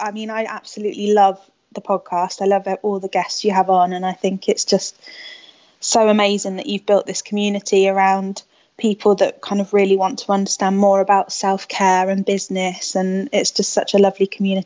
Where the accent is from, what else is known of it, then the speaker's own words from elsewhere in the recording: Spain; also born or lived in England; So I grew up in Spain. I moved to Spain, well, my parents moved me to Spain when I was 8, and I was chucked into a Spanish school and kind of picked up the language really quickly.